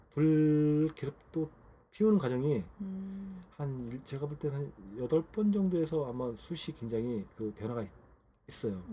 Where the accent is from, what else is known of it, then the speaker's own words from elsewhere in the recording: Gangwon, South Korea; 저가 고향이 강원도거든요.